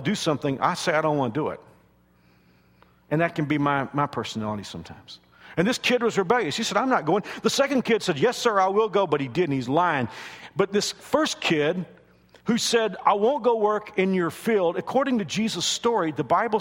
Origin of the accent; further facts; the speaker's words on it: Dallas-Fort Worth area, Texas, United States; moved away as an adult; also born or lived in Houston, Texas; now in Wichita, United States; I'm from the Dallas-Fort Worth area